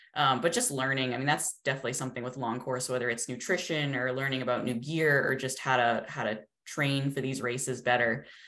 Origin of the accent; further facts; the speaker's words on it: New England, United States; also born or lived in Colorado; now in Massachusetts, United States; we're both originally from New England.